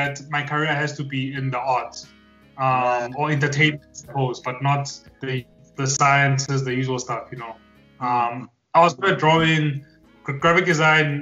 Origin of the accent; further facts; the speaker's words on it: Harrismith, Free State, South Africa; So I'm from Harrismith. It's a small town in the Free State.